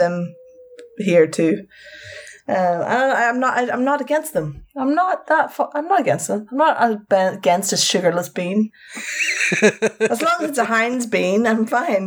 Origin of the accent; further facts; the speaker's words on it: Northern Ireland, United Kingdom; now in London, United Kingdom; this September, I will have been in England as long as I lived in Northern Ireland